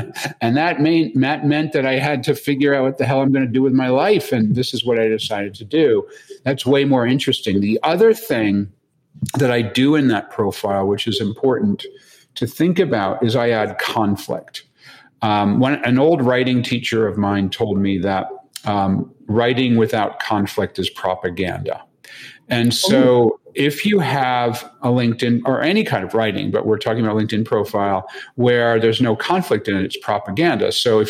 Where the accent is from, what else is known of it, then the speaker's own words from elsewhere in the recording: Connecticut, United States; also born or lived in Boston, United States / Long Island, United States / Tokyo, Japan / Hong Kong, Hong Kong; I was born in the Boston area. I lived in Long Island, New York. I went to my high school years in Connecticut.